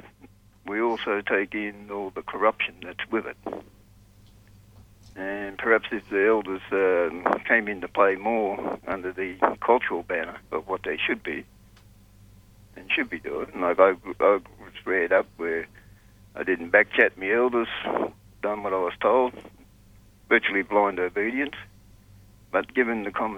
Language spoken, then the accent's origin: English; Sydney, New South Wales, Australia; Growing up in Sydney